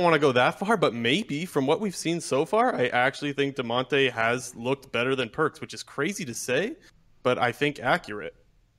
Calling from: Ontario, Canada; Hey, guys. Calling from Ontario, Canada.

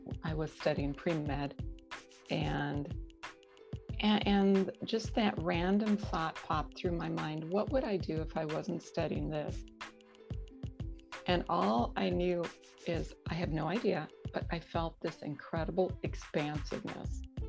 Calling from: Madison, Wisconsin, United States; So I'm calling from Madison, Wisconsin. It's about 2 hours north of Chicago, and it's a beautiful wooded area. And I really love being here.

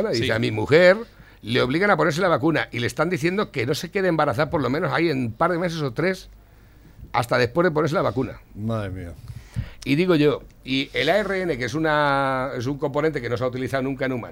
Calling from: Valencia, Valencian Community, Spain; de Valencia.

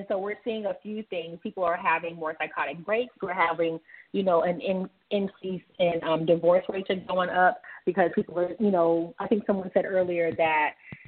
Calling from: Atlanta, Georgia, United States; I am calling in from Atlanta, Georgia.

